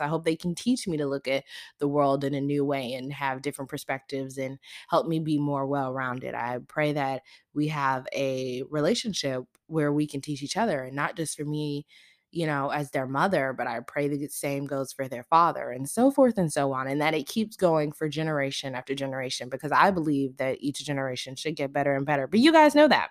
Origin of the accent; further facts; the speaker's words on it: the South, United States; I grew up in the South